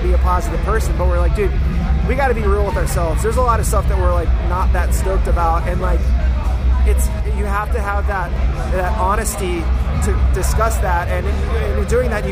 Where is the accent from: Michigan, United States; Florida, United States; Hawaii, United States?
Hawaii, United States; moved away as an adult; also born or lived in San Diego, California; now in Oceanside, United States; I was born in Hawaii. Ah, so okay. I'm a native Hawaiian